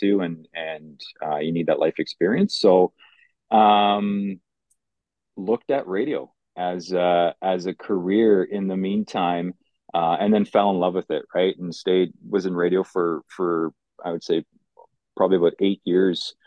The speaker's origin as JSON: {"language": "English", "town": "Mississauga", "region": "Ontario", "country": "Canada", "tie": "born or raised there", "also_born_or_lived": "Poland", "second_language": "English", "said": "My parents had settled down in Mississauga at the time. So grew up in Mississauga"}